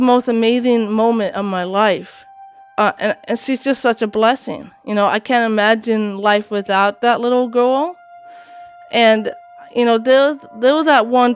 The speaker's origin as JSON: {"language": "English", "region": "Washington", "country": "United States", "tie": "born or raised there", "also_born_or_lived": "Latvia", "said": "I came to Washington State"}